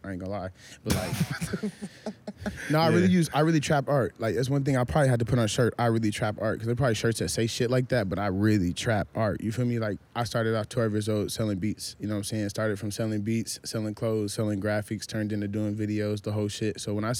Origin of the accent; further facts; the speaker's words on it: Minnesota, United States; also born or lived in Nebraska / Florida / Houston / San Antonio; now in California, United States; I'm from Minnesota. Yeah. Moved to goddamn, you know what I'm saying? I lived everywhere from Nebraska, Florida, Houston, San Antonio, L.A., you know, the whole shit.